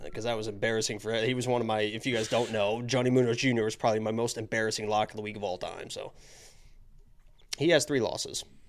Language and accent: English; Indiana, United States; I'm from Indiana